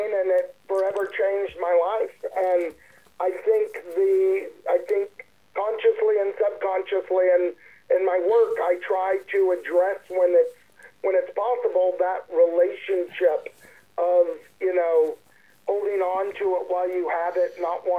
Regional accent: Texas, United States; moved away as an adult; now in Los Angeles, United States; Growing up in Texas

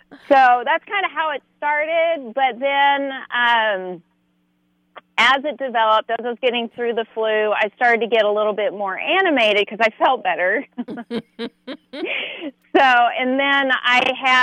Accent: Odessa, Texas, United States; moved away; also born or lived in Midland, Texas; my childhood hometown, Odessa, Texas. I'm from Midland, Odessa, Texas, which is West Texas

